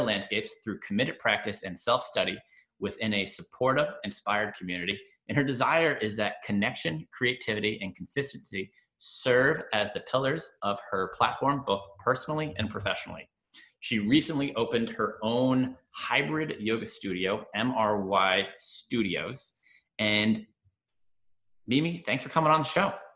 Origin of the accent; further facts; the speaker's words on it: Long Island, New York, United States; also born or lived in New Jersey; now in Washington, DC, United States; I was born in New Jersey, and uh, when I was four years old, we moved to Long Island